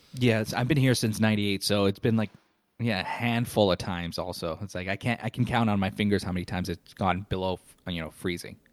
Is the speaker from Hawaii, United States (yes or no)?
no; Chicago, Illinois, United States; now in Orlando, United States; I'm originally from Chicago, Illinois. I moved to Orlando in nineteen ninety-eight.